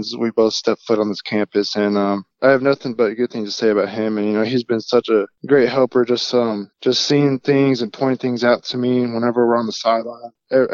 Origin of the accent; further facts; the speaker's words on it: Manvel, Texas, United States; I grew up in Manville, Texas. It's about 15, 20 minutes south of Houston